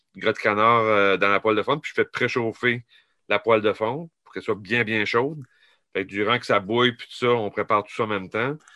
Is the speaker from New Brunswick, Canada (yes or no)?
yes; New Brunswick, Canada; je viens du Nouveau-Brunswick